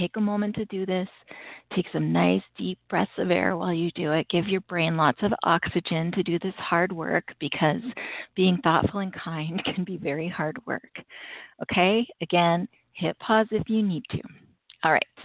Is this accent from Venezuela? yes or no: no; Canada; I'm Canadian and Thanksgiving is long past for us.